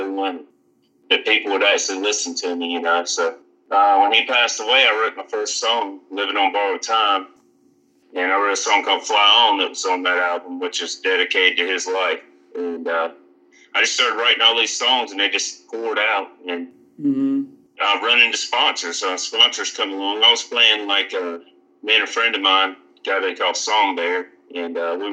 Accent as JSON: {"language": "English", "town": "Greensboro", "region": "North Carolina", "country": "United States", "said": "Originally, I'm from Greensboro, North Carolina"}